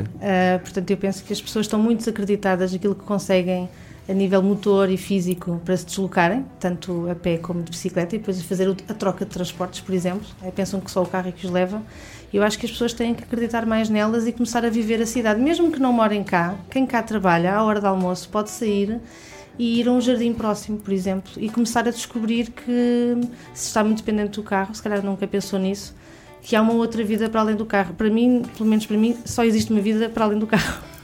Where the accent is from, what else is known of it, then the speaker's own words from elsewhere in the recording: Barreiro, Lisbon, Portugal; moved away as an adult; now in Lisbon, Portugal; quando vim trabalhar para Lisboa aos 18 anos, vinha do Barreiro